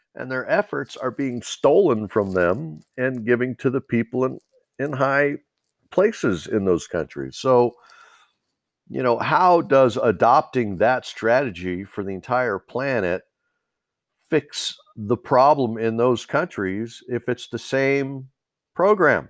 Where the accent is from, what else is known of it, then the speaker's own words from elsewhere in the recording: United States; We as the American people